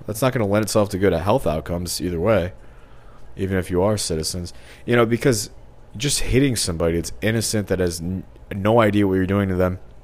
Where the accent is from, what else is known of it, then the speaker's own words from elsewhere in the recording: Missouri, United States; I'm from Missouri.